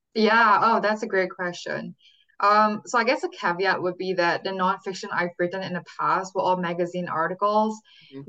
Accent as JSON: {"language": "English", "country": "Singapore", "tie": "born or raised there", "moved": "as an adult", "lives_now": "California, United States", "said": "born and raised in Singapore, but I came to California and when I was 18 for college at Stanford University"}